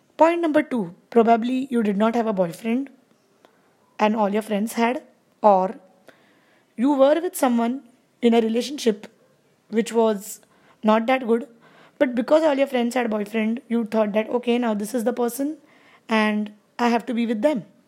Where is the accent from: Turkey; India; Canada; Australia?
India; I am from India